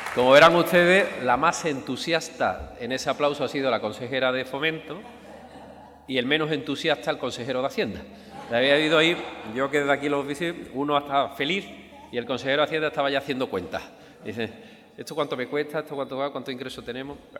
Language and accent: Spanish; Andalusia, Spain; also born or lived in Alcalá de Guadaíra; me siento profundamente andaluz